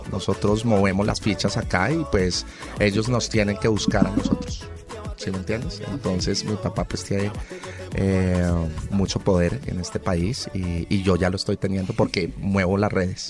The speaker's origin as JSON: {"language": "Spanish", "country": "Colombia", "said": "nos debemos unir como país y como colombianos"}